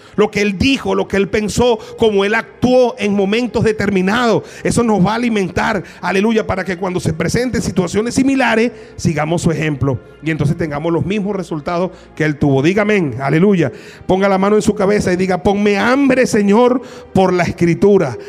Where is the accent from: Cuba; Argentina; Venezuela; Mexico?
Venezuela; a los venezolanos nos ha dado una capacidad de resiliencia